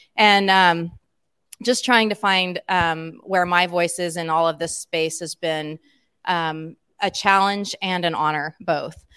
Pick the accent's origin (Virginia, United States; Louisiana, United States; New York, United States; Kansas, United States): Kansas, United States; Emporia; an Emporian, that's my hometown